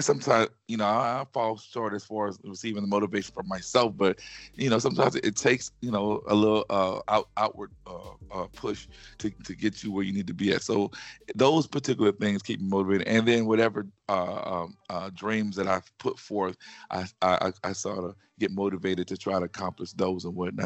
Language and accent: English; Baton Rouge, Louisiana, United States; accent: Southern; I'm from Louisiana. Um, I'm also mm-hmm. a graduate of Louisiana State University